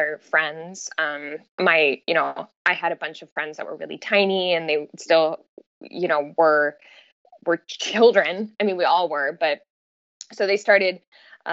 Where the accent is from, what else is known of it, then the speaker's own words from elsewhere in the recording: Southern California, United States; now in San Luis Obispo, United States; I grew up in Southern California.